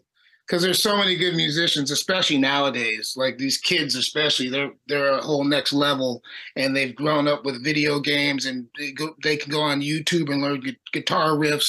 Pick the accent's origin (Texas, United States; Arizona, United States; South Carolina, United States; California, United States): California, United States; Buena Park; I grew up in Buena Park, which is kind of Orange County-ish, but also really close to LA County. Like, we're right on the line.